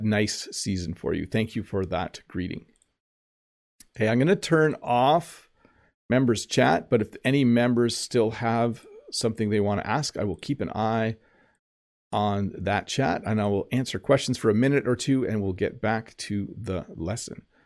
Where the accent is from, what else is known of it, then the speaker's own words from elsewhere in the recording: Canada; English speakers in Canada, we know the word Noel